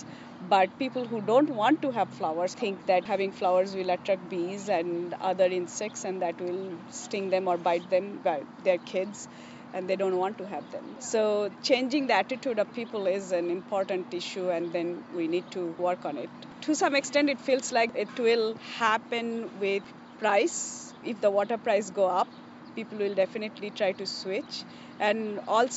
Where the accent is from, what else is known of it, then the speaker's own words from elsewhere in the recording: Kolkata, West Bengal, India; now in Fresno, United States; I grew up in Calcutta where nobody has grass